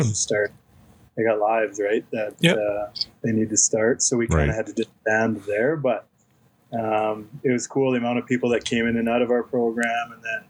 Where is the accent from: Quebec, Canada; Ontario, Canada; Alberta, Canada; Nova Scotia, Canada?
Alberta, Canada; Leduc; also born or lived in Edmonton, Alberta / Conquest, Saskatchewan; so I was born in Edmonton, then we moved out to Conquest, Saskatchewan. For about 6 years, and so dad just played in Conquest and had to hang around the diamond, do some coach pitch out there. And then when we came back out to Leduc